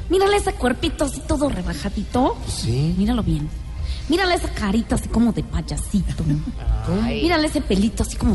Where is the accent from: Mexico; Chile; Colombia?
Colombia; now in France; Háblame en español que cuando yo salgo de Francia soy más colombiano que buscarle al hijo de uno un padrino rico.